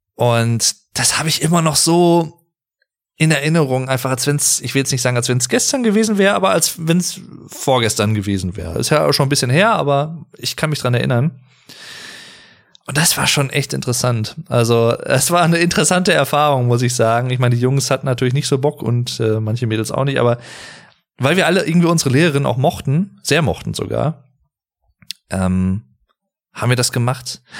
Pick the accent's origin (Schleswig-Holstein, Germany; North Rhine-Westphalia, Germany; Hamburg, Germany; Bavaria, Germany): North Rhine-Westphalia, Germany; ich wohne, lebe und bin schon immer hier gewesen in Nordrhein-Westfalen, in NRW